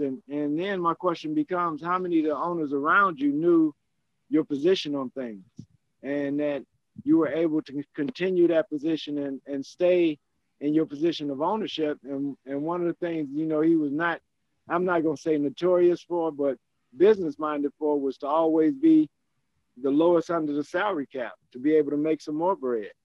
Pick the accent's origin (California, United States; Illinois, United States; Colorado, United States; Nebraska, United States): Illinois, United States; Chicago Heights; I'm from Chicago Heights